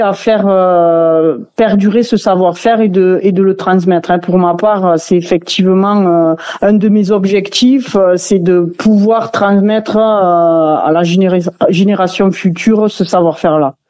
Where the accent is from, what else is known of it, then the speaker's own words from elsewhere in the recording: Saint-Laurent-de-Cerdans, Occitania, France; on est tous originaires de Saint-Laurent hein, dans l'atelier